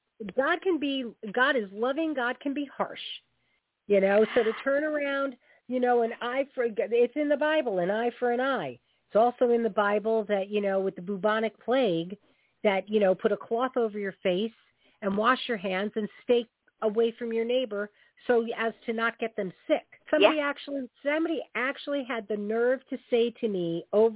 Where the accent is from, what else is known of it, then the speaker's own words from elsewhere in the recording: New York, United States; now in Connecticut, United States; I grew up in New York. I live in Connecticut